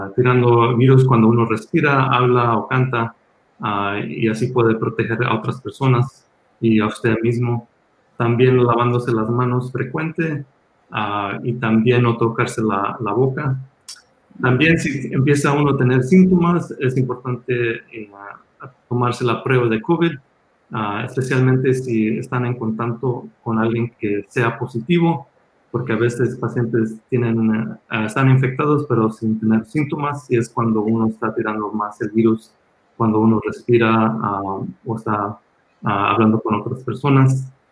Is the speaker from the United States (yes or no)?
yes; Los Angeles, California, United States; also born or lived in Mexico; yo nací en México y me emigré a los Estados Unidos cuando tenía seis años con mi familia. Ah, crecí aquí en Los Ángeles